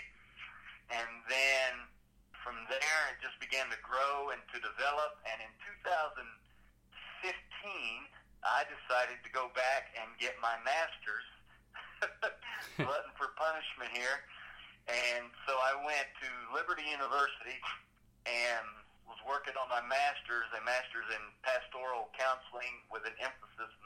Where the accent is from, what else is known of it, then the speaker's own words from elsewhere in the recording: Kentucky, United States; I grew up in Kentucky